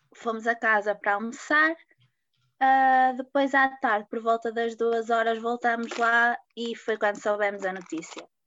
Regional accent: Porto, Norte, Portugal; tenho 23 anos e sou do Porto

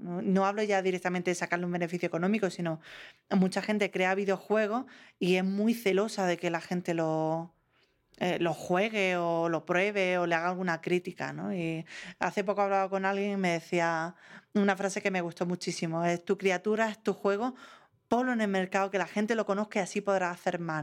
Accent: Granada, Andalusia, Spain; also born or lived in Madrid; Me había ido a Madrid, volví a mi tierra, que era Granada.

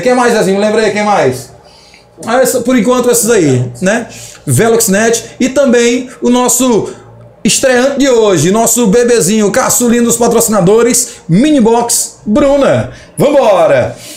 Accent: Tuntum, Maranhão, Brazil; Aqui na nossa cidade, nós sabemos que é uma cidade que é cheia de desafios. Quando se trata de empreender na cidade de Tuntum, existem os desafios porque é uma cidade pequena. Somos do estado do Maranhão.

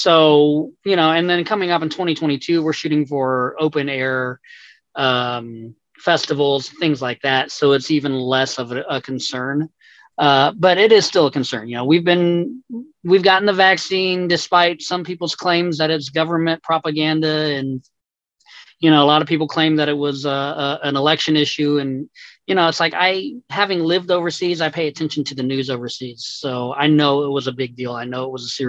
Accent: Texas, United States; now in Tennessee, United States; I'm from Texas. My brother is still down there

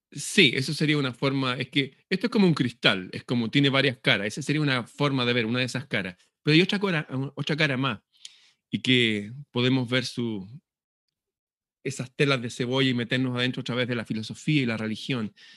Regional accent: Chile; Acá en Chile

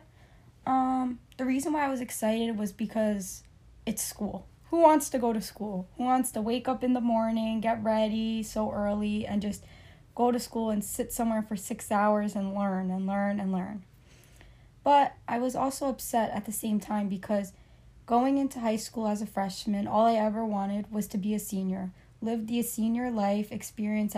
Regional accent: Cliffside Park, New Jersey, United States; I was also born and raised in New Jersey in a town called Cliffside Park

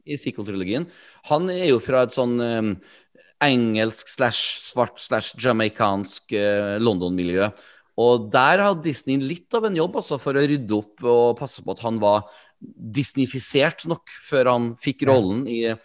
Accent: Trøndelag, Norway; Jeg er jo trønder

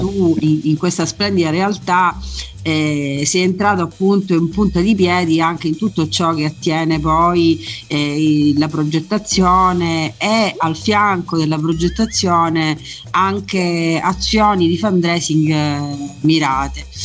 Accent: Messina, Sicily, Italy; sono messinese

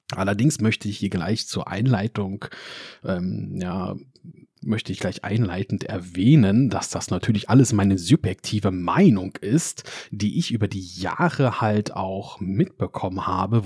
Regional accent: Germany; wir Deutsche

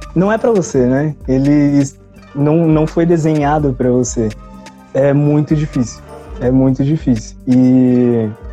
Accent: São Paulo, Brazil; Eu sou da Zona Sul, aliás, sou do Jardim São Luís

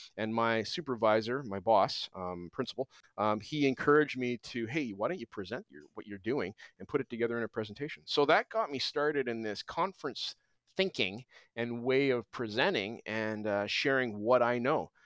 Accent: Alberta, Canada; also born or lived in British Columbia; now in Abbotsford, Canada; I grew up in Alberta

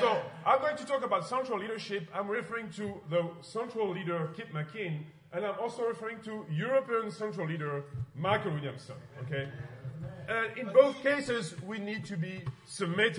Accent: France; English is a second language; I'm from France, of course, as you know, with my accent.

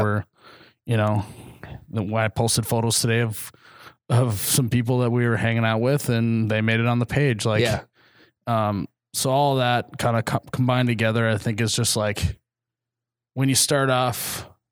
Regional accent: Midwest, United States; we're from the Midwest

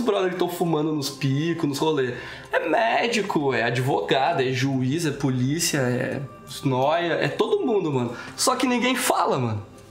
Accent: Estrela, Rio Grande do Sul, Brazil; nós somos de Estrela, que é uma cidade a mais ou menos 120 km de Porto Alegre

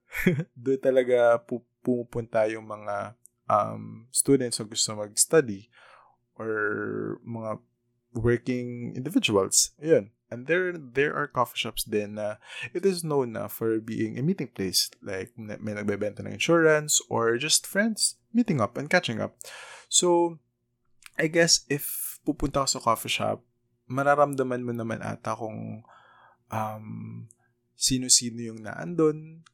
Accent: Philippines; as a probinsyano

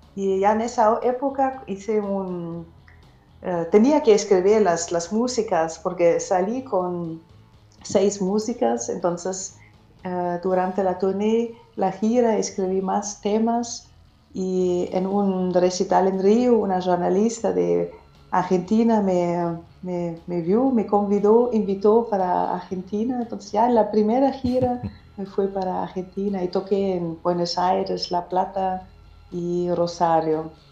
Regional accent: Germany; Spanish is a second language; also born or lived in Madrid, Spain; soy cantautora alemana

